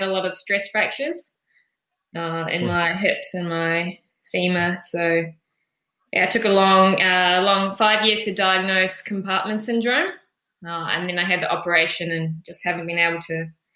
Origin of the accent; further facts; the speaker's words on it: Wellington, New Zealand; moved away as an adult; also born or lived in Clyde, Otago, New Zealand; now in Wollongong, Australia; I moved to Wellington just before I started school, so Wellington is really home for me, wild, wet, windy Wellington.